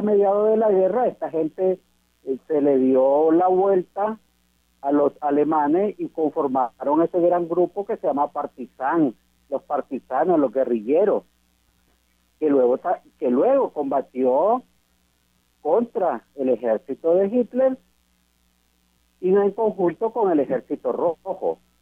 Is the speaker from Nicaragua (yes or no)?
yes; Nicaragua; ya en mi país estudié la carrera de derecho y también la ejerzo la licenciatura en derecho como abogado y notario público de Nicaragua.